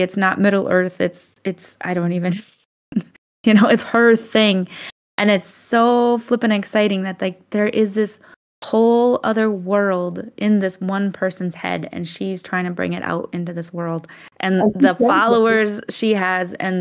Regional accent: Midwest, United States; moved away; I grew up in the Midwest, do you know how boring of a place that is?

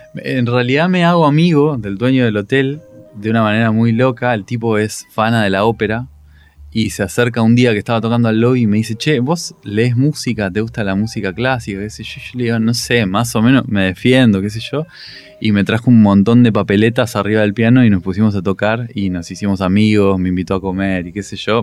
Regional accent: La Plata, Buenos Aires Province, Argentina; moved away as an adult; now in Buenos Aires, Argentina; yo soy muy platense, digamos, por más que vivo en Buenos Aires todavía

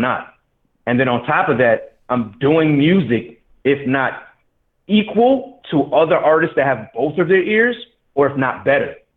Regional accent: Detroit, Michigan, United States; I'm from Detroit

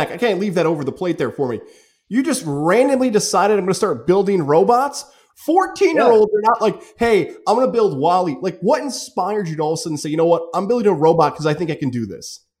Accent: Niskayuna, New York, United States; I grew up in Niskayuna.

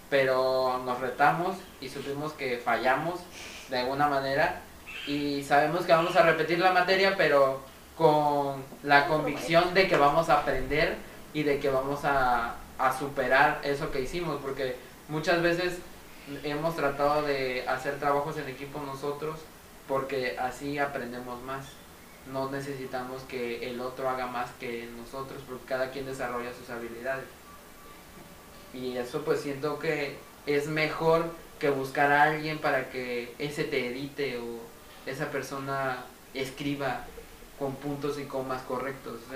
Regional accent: Veracruz, Mexico; pero de mi parte como mexicano que me siento como veracruzano que soy

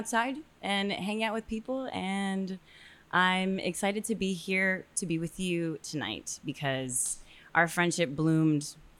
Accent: Miami, Florida, United States; I think that there's aspects of growing up in a tropical place that on top of everything else that you said, that is exactly who I am.

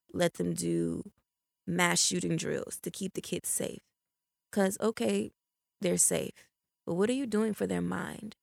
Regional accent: Chicago, Illinois, United States; moved away as an adult; also born or lived in Florida; now in Jacksonville, United States; in Chicago, I grew up on the South Side, deep South Side

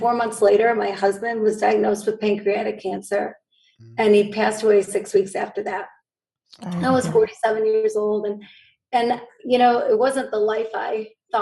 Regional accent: Grand Rapids, Michigan, United States; this is where I grew up

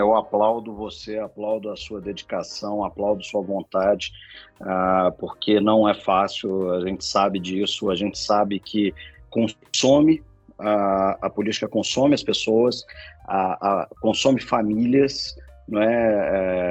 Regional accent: Minas Gerais, Brazil; now in São Paulo, Brazil; eu sou mineiro

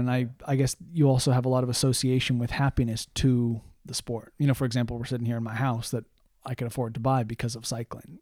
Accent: United States; moved away as an adult; being an American living in a foreign country

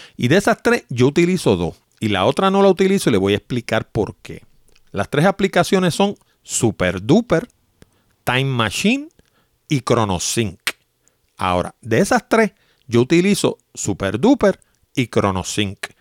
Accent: New York, United States; now in Puerto Rico; cuando yo era pequeño yo me crié en Nueva York

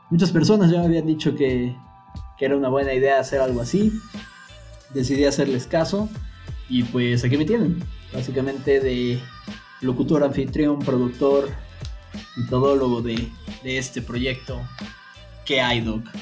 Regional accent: Mexico City, Mexico; born there; also born or lived in California / Minnesota / Argentina / Cuba; tengo 30 años, soy nacido en la Ciudad de México, he vivido en varios lugares, eh, California, Minnesota, Argentina, Cuba, Guadalajara.

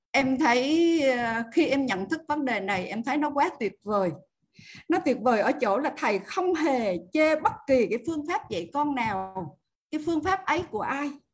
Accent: Tuy Hoa, Phu Yen, Vietnam; biển tuy hòa quê

